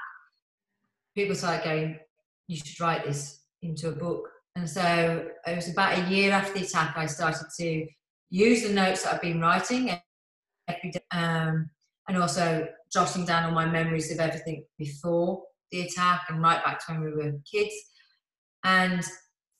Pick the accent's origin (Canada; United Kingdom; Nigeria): United Kingdom; Birmingham, West Midlands; accent: Brummie; this brummy accent